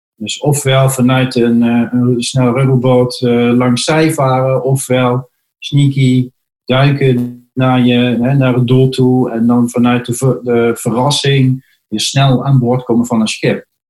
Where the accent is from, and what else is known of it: Netherlands